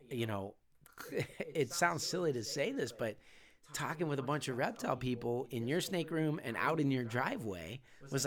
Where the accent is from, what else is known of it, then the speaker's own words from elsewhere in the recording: California, United States; I grew up in California. Most of my family was back in Pittsburgh